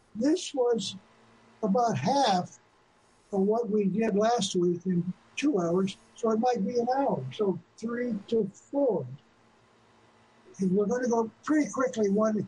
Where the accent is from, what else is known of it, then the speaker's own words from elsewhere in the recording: Indianapolis, Indiana, United States; born there; I was born in Indianapolis.